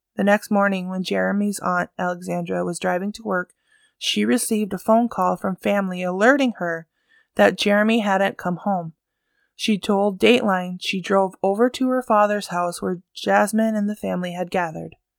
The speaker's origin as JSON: {"language": "English", "area": "Bemidji / Cass Lake area", "region": "Minnesota", "country": "United States", "tie": "born or raised there", "said": "here in my hometown"}